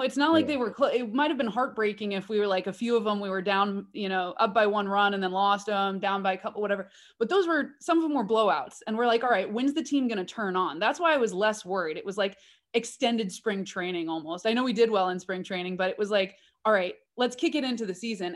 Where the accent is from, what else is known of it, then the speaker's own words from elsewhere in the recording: Oakland, California, United States; I was born and bred in Oakland